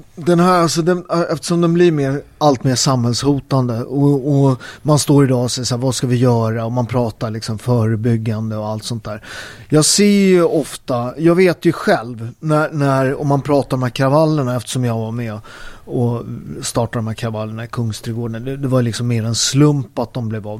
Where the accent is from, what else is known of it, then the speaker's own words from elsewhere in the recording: Naples, Campania, Italy; now in Sweden; där jag kommer från, i Neapel, där vi har Camorran